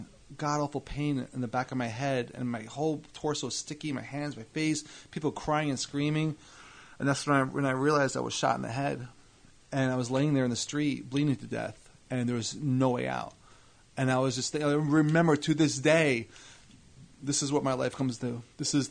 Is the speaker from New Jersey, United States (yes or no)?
yes; Edison, New Jersey, United States; also born or lived in Scotch Plains; I was in Scotch Plains until I was six. My family moved to Edison. So from when I was seven until 18